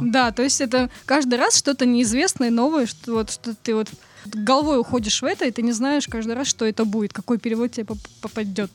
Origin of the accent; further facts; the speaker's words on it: Kamchatka Krai, Russia; Я родилась на Камчатке